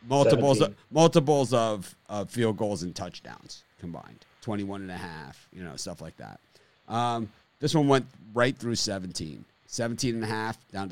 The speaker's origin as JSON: {"language": "English", "town": "Miami", "region": "Florida", "country": "United States", "said": "I'm from Miami"}